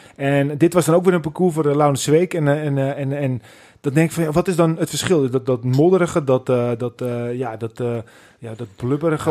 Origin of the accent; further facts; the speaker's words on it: Netherlands; wij als Nederlanders